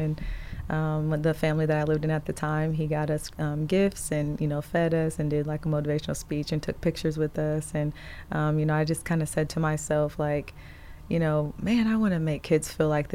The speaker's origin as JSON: {"language": "English", "town": "Indianapolis", "region": "Indiana", "country": "United States", "tie": "born or raised there", "also_born_or_lived": "Elkhart, Indiana / Florida", "moved": "as an adult", "said": "Indianapolis is where I grew up. And well, I'm originally from Elkhart, Indiana, but Indianapolis is where I pretty much spent most of my childhood."}